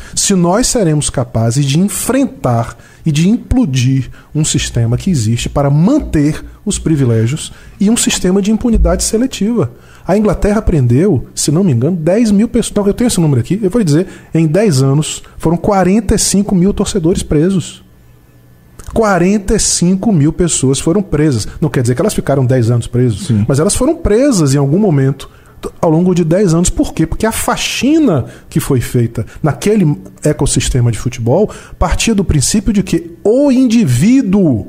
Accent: Brazil; nós, como brasileiros

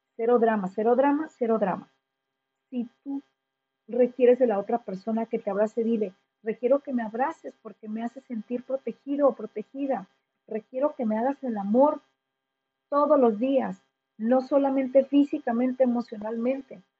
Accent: Mexico; quienes somos mexicanos

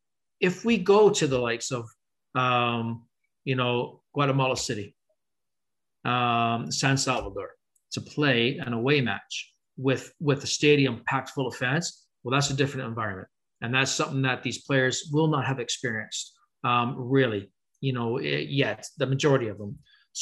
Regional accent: Canada; can we stop being Canadian? Right? Can we stop being the country that is so nice and we're going to take care of you?

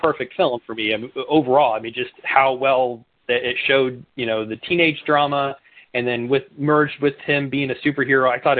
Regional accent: Oklahoma, United States; now in Missouri, United States; I'm from Oklahoma

